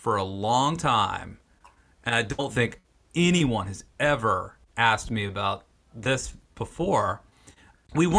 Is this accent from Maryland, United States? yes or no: yes; Western Maryland, United States; I'm from Western Maryland, between Frederick and Hagerstown, Maryland